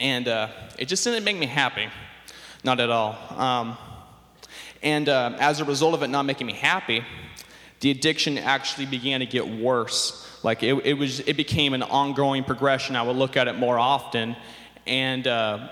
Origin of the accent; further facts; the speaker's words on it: Sacramento, California, United States; I grew up here in the Sacramento area